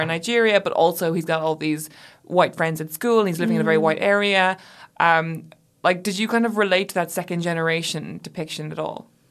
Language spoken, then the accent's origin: English; Ireland; moved away; I had been away from my home country for so long